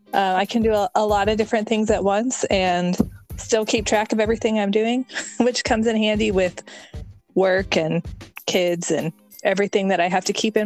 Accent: Texas, United States; moved away as an adult; now in Georgia, United States; I'm 35. I'm originally from Texas. But we moved to Georgia 2 years ago.

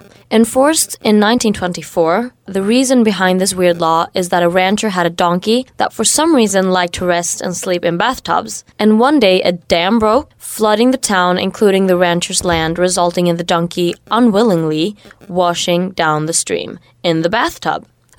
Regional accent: United States; Yeah, we can continue and travel on to the United States of America. This is my home country

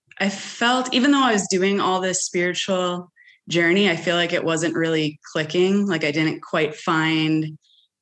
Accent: Minnesota, United States; moved away as an adult; also born or lived in Portland, Oregon; now in Bend, United States; I'm from Minnesota. My husband and I moved to Oregon 15 years ago.

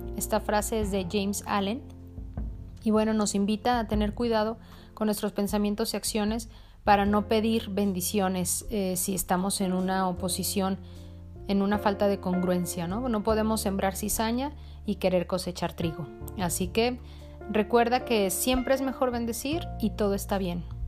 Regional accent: Mexico; also born or lived in Jalisco; yo soy de México, el estado en el que vivo, Jalisco

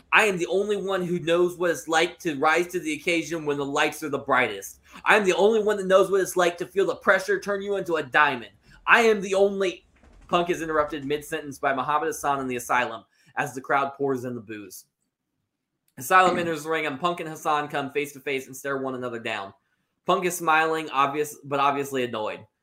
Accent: Syracuse, New York, United States; born there; This is our country. I was born in Syracuse, New York.

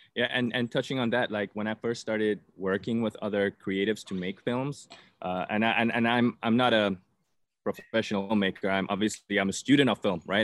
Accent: South Africa; moved away; I'm originally from South Africa

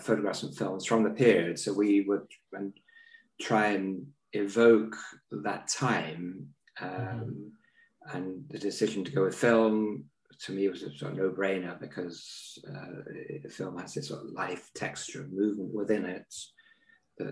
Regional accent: London, United Kingdom; I was brought up in North London

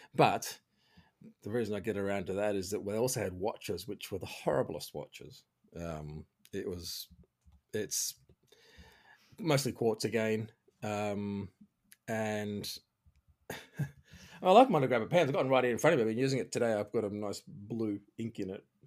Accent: Australia; moved away; also born or lived in Switzerland; I'm Australian

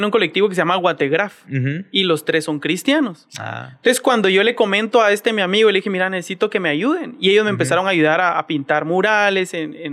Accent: Colombia; que intensificar en mi país. Y entonces allá en Colombia siempre ha sido como una formación

